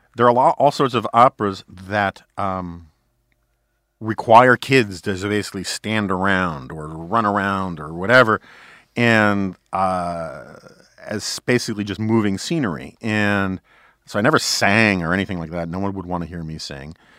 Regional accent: New York City, New York, United States; growing up in New York City on the Upper West Side

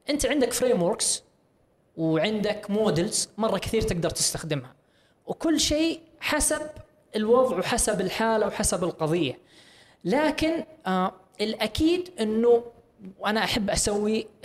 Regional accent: Saudi Arabia

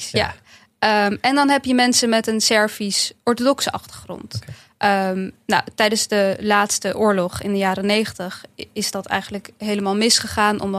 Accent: Bosnia & Herzegovina; Nou, ik kom uit een, uit een stadje op de Kroatisch-Bosnische grens. Dus dat deel waar ik vandaan kom is echt door de Kroaten overgenomen.

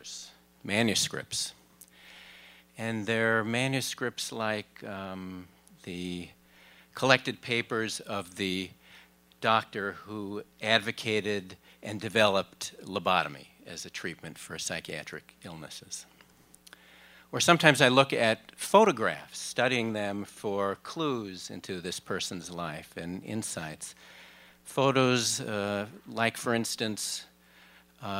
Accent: Minneapolis, Minnesota, United States; I traveled from my hometown, Minneapolis

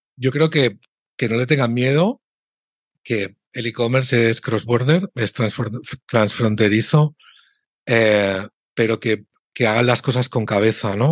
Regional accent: Spain; yo tengo como español

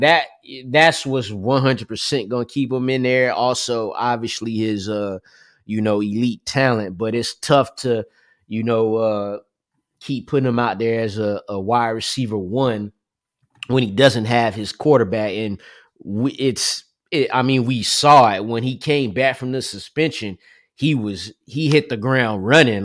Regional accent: New Jersey, United States; I'm from New Jersey

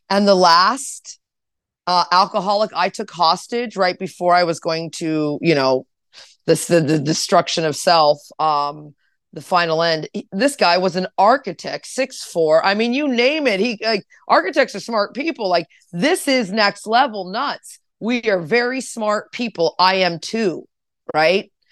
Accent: California, United States; I'm from Orange County, born in, I mean, it's just, I'm, I'm everywhere.

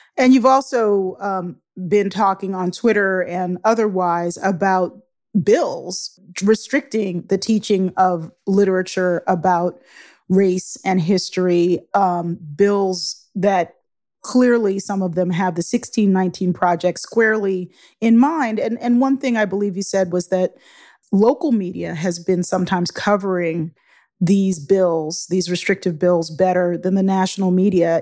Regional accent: Baltimore, Maryland, United States; Where I grew up in Baltimore

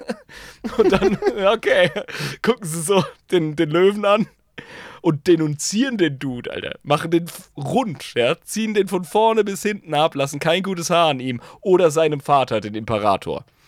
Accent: the South, Southern Germany, Germany; bei uns im Süden

